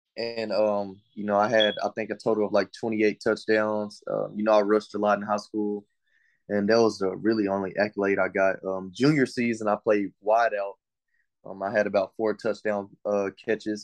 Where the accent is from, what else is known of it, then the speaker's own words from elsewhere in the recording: Longview, Texas, United States; also born or lived in Henderson, Texas / New London, Texas; I was born and raised, um, in Longview, Texas, and then I moved to Henderson, Texas